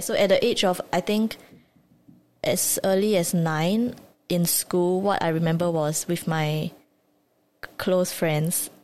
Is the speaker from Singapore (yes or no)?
yes; Singapore; I grew up in Singapore